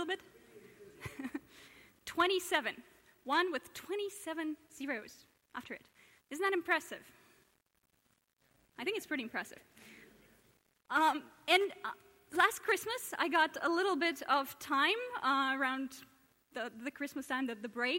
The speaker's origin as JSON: {"language": "English", "country": "Russia", "moved": "yes", "lives_now": "Oxford, United Kingdom", "said": "I hail from Russia originally"}